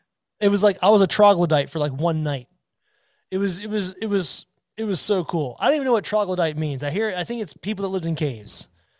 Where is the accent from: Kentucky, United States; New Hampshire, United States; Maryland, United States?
Maryland, United States; I'm from Maryland